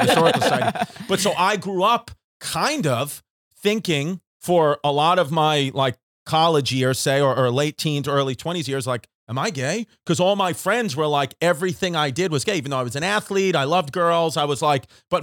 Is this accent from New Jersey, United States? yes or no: no; New York City, New York, United States; we grew up in New York City, nobody left like the block in my neighborhood.